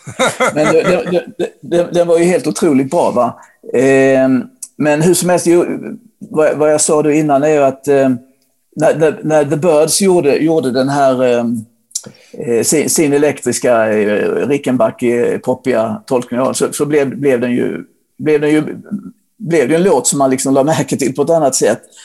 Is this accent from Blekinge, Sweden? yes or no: yes; Ronneby, Blekinge, Sweden; där jag bodde då, där jag växte upp i Ronneby